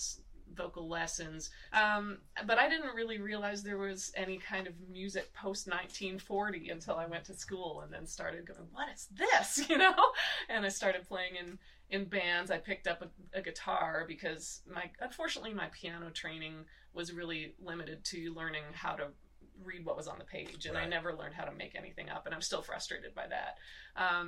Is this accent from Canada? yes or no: yes; Muskoka, Ontario, Canada; I grew up in Canada in an area called Muskoka, Ontario